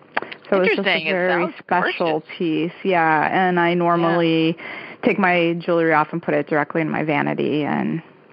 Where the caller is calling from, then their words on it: Hoboken, New Jersey, United States; I'm calling from Hoboken, New Jersey.